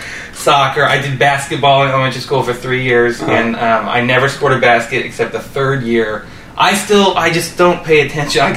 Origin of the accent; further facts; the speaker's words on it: Overland Park, Kansas, United States; born or raised there; also born or lived in Raytown, Missouri